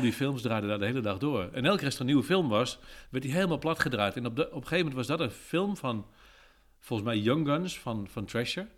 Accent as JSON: {"language": "Dutch", "town": "Apeldoorn", "region": "Gelderland", "country": "Netherlands", "said": "ik kom uit Apeldoorn-Zuid"}